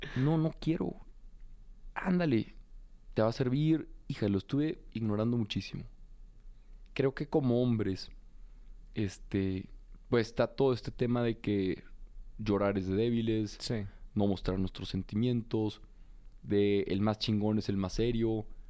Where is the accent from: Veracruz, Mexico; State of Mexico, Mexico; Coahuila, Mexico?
Coahuila, Mexico; Torreón; also born or lived in Monterrey; now in Mexico City, Mexico; soy un joven de Torreón, pues muy común y corriente, muy de provincia